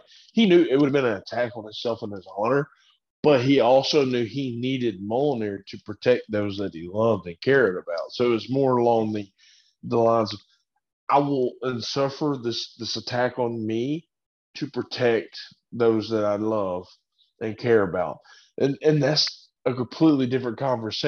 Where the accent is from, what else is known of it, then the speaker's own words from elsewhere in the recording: United States; we are Americans